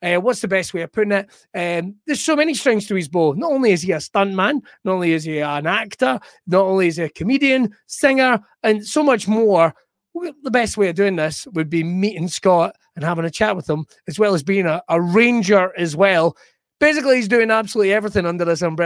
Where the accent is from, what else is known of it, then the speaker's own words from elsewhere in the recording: West Coast, Scotland, United Kingdom; I'm from the West Coast